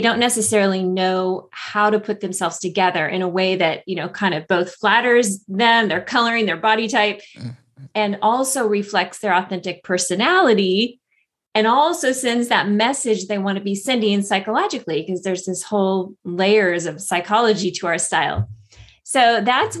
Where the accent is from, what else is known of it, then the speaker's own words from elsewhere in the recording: a small town in Northern California, United States; moved away as an adult; also born or lived in Los Angeles; moved from Los Angeles to a small town in Northern California where my family lived, my hometown